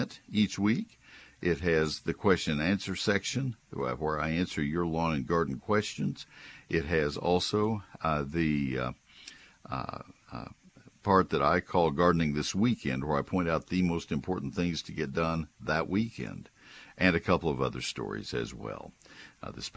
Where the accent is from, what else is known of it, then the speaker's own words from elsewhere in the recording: College Station, Texas, United States; now in Collin County, United States; I grew up in College Station